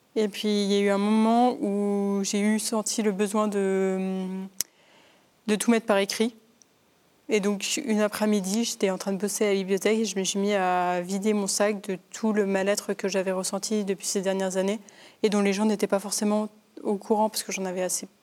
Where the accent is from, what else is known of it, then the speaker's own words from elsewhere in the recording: Paris region, Île-de-France, France; j'ai grandi du coup dans une famille en région parisienne